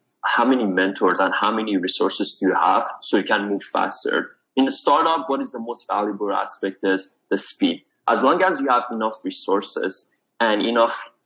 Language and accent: English; Iran; moved away as an adult; now in United States; I'm originally from Iran and I moved here 5 years ago